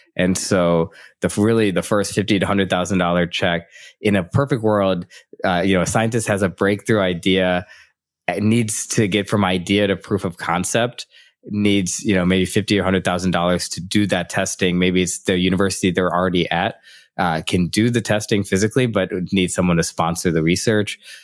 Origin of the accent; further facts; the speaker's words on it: Midwest of the United States, United States; moved away as an adult; also born or lived in San Francisco; I was from the Midwest of the United States